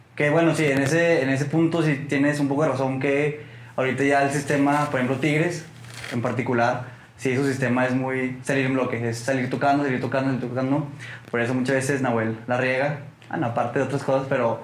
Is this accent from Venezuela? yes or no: no; Torreón, Coahuila, Mexico; soy lagunero, nací aquí, nací en Torreón